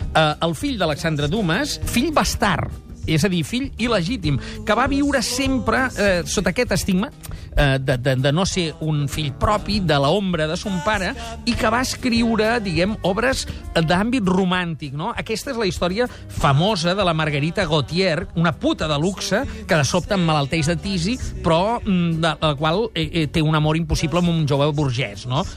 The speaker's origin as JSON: {"language": "Catalan", "town": "Barcelona", "region": "Catalonia", "country": "Spain", "tie": "born or raised there", "said": "tots els cinemes de la meva adolescència, molts d'ells d'ells, el cinema Virrei, el cinema Astor, el cinema Diamante, de la zona de Nou Barris"}